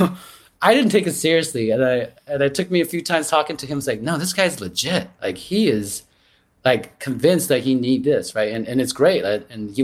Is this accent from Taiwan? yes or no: yes; Taiwan; moved away; I grew up in Taiwan